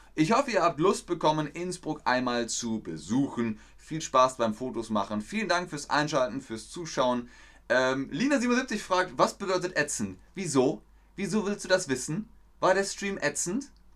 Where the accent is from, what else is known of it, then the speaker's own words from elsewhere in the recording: Bavaria, Germany; now in Hamburg, Germany; Ich bin ja in Bayern groß geworden, im Süden von Deutschland